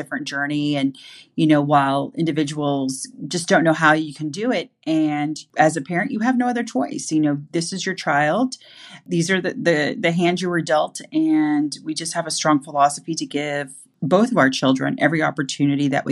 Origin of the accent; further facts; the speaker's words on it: Fort Smith, Arkansas, United States; moved away; also born or lived in Bentonville, Arkansas; I was raised in Fort Smith, Arkansas, and have a true love for the entire state. I've moved back to Arkansas twice